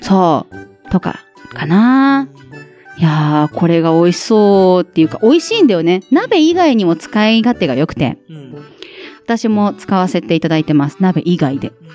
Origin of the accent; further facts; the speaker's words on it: Aichi, Japan; born or raised there